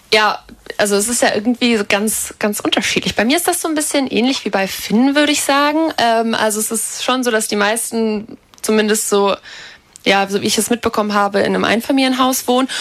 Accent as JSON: {"language": "German", "town": "Bad Fallingbostel", "region": "Lower Saxony", "country": "Germany", "tie": "born or raised there", "moved": "as an adult", "lives_now": "Lüneburg, Germany", "said": "in meiner Heimatstadt gibt es genau 12.107 Einwohner"}